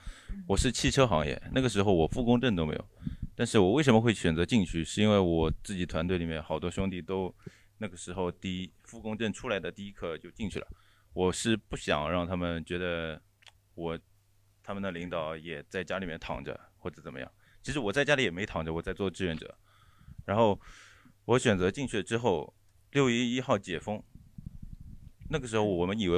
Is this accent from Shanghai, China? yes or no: yes; Shanghai, China; 呃，我我我再插一句，就是我我是来自上海市出名的大宝山区大长城，